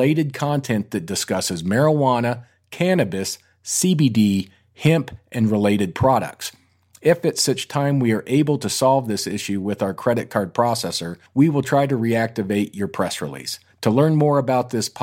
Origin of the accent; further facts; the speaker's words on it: Colorado, United States; we're in New York City, and obviously I'm from Colorado